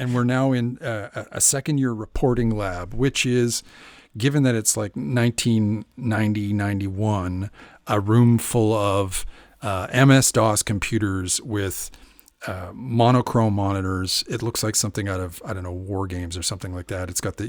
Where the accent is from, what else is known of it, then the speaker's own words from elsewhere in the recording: Canada; Is that because I'm Canadian